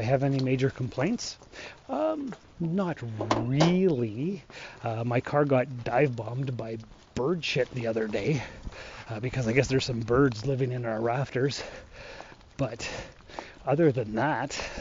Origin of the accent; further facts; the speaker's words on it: Sault Ste. Marie, Ontario, Canada; moved away as an adult; also born or lived in North Bay / Timmins; I was born and raised here in the Sioux.